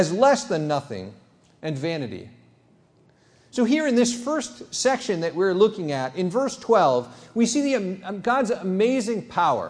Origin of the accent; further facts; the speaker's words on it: United States; also born or lived in Benin; I'm an American emergency room doctor